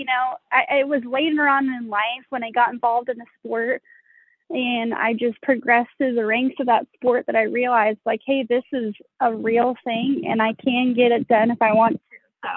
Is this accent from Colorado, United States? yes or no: yes; Colorado Springs, Colorado, United States; I grew up in Colorado Springs